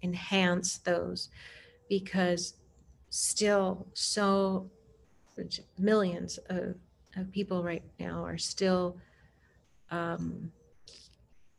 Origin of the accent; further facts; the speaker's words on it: Germany; now in Portland, United States; I grew up partly in Germany